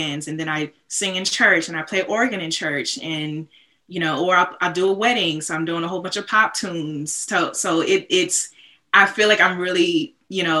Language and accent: English; Bay Area, California, United States; moved away as an adult; also born or lived in Boston; growing up in the Bay Area